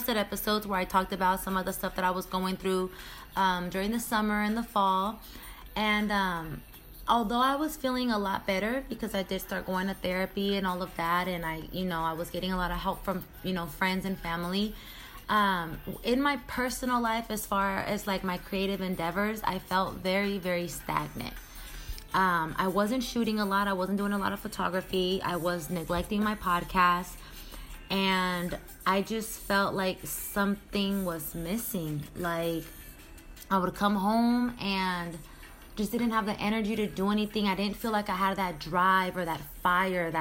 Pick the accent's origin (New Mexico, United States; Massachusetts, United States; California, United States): California, United States; Sacramento; moved away as an adult; also born or lived in San Jose; now in Miami, United States; I've been in Sacramento my whole life, elementary school, middle school, high school, college, everything